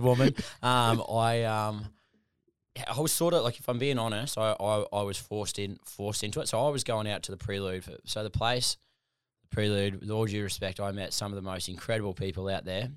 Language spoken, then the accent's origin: English; Gladstone, Queensland, Australia; moved away as an adult; Gladstone, central Queensland, grew up there